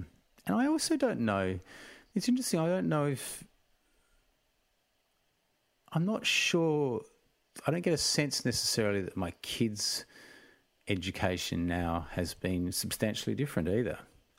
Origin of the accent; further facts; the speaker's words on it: South Africa; moved away; We emigrated here from South Africa, so I guess I did grow up in a household that spoke about race as being an issue.